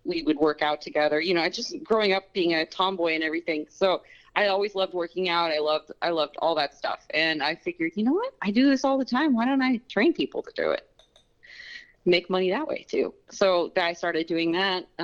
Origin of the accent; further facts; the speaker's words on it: Southern California, United States; I'm a hillbilly from California